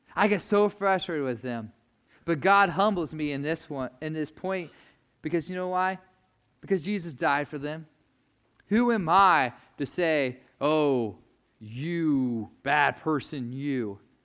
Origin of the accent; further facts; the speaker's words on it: United States; as American Christians